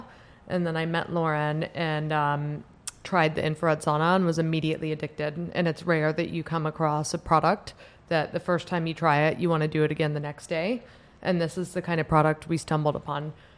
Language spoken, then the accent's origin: English; Columbus, Ohio, United States; also born or lived in Washington, D.C.; now in New York, United States; I am originally from Columbus, Ohio. I've lived in New York for 10 years. Went to school at Georgetown in D.C.